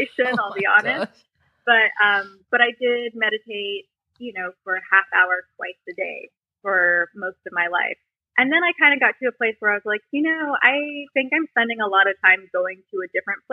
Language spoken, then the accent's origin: English; Jackson, Wyoming, United States; Jackson, Wyoming, which is where I grew up